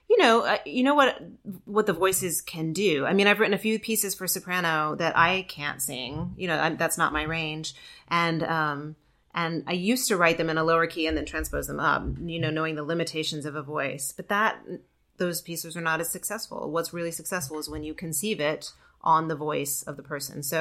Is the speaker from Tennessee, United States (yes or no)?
yes; outside of Memphis, Tennessee, United States; moved away; also born or lived in Georgia; grew up outside of Memphis.